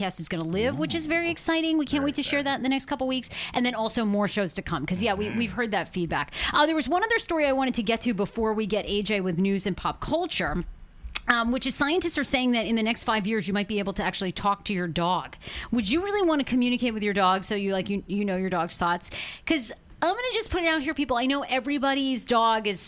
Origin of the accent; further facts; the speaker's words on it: Maine, United States; I always grew up like growing up in Maine. You know, you grow up on the farm, so I grew up with animals outside.